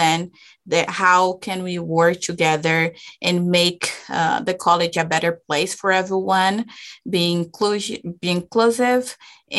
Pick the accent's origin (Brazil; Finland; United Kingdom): Brazil; English is a second language; moved away as an adult; now in Utah, United States; I'm actually from Brazil